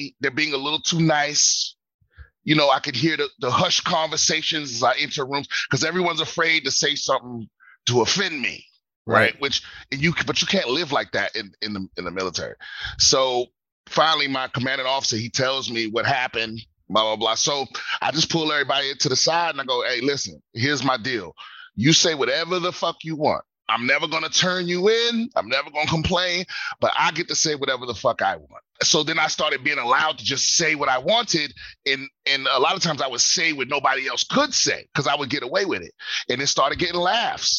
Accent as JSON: {"language": "English", "area": "Prince George's County", "region": "Maryland", "country": "United States", "tie": "born or raised there", "said": "I grew up in PG County, Maryland"}